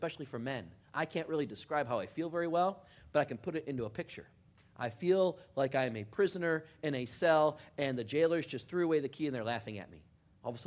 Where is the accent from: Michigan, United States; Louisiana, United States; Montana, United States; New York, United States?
Michigan, United States; Detroit; growing up in Detroit